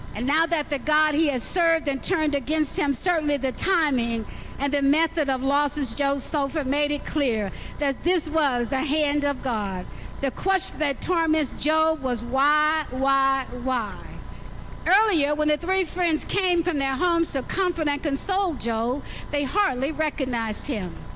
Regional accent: Alabama, United States; I was born in Alabama

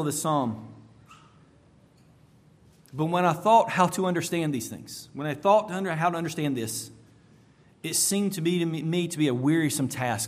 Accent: United States; As an American

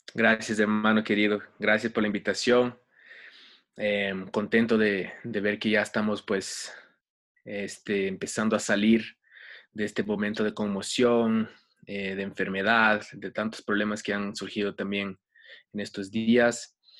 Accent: Rio de Janeiro, Brazil; now in Ecuador; Yo nací en Brasil, en Río de Janeiro, em, y ahí fue donde tuve mi primer contacto con la música de chiquito

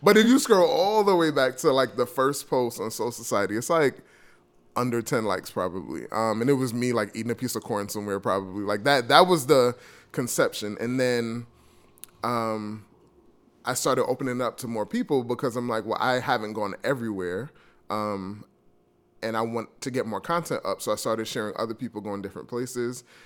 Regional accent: New York, United States; I'm from New York

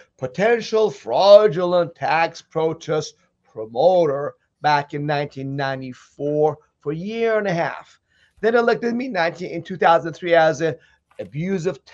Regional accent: Iran; now in United States; I come from Iran

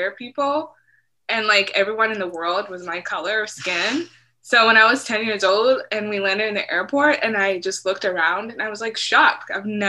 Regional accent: United States; And then growing up in America, that was really helpful to understand American culture.

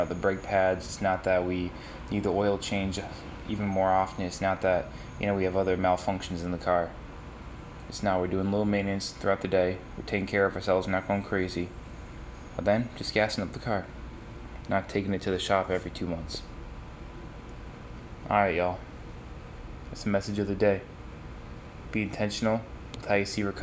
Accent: upstate New York, United States; moved away as an adult; now in Los Angeles, United States; upstate New York where I'm from

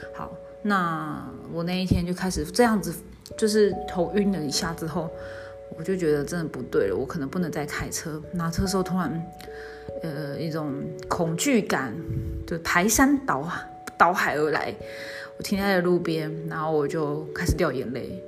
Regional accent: Zhongli, Taoyuan, Taiwan; now in Tainan, Taiwan; 我打算会到北部，会我老家会，他院，中立那边

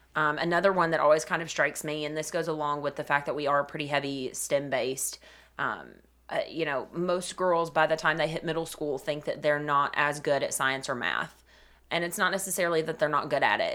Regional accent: Cleveland, Tennessee, United States; I'm originally from Cleveland, Tennessee. I grew up there, lived there my entire life

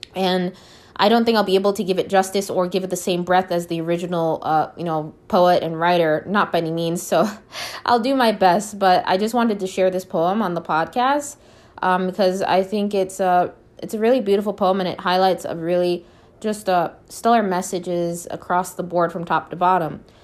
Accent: Minneapolis, Minnesota, United States; I was born in Minneapolis, Minnesota

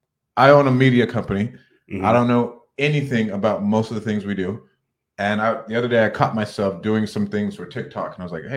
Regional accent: Clovis, California, United States; I'm from Clovis, but I've just bought 2 homes in Ohio.

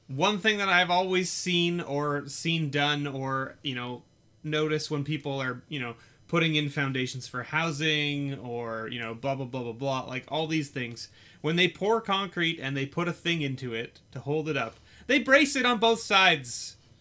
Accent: Canada; we are Canadian

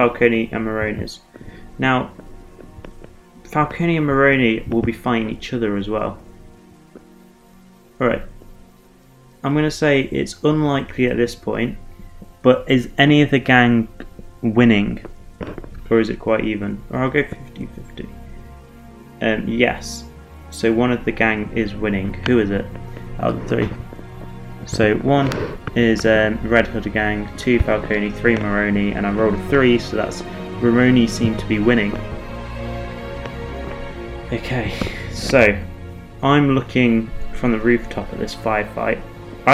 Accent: England, United Kingdom; I'm English

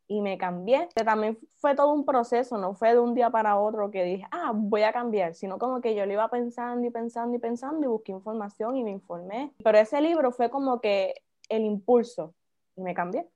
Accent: Naranjito, Puerto Rico; Soy de Naranjito, tengo 20 años, soy estudiante universitaria

